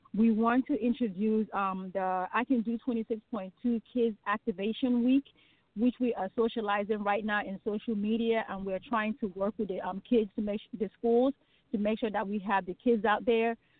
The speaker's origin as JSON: {"language": "English", "country": "Nigeria", "also_born_or_lived": "Wilmington, Delaware", "moved": "yes", "lives_now": "United States", "said": "I am originally from Nigeria. that is my homeland."}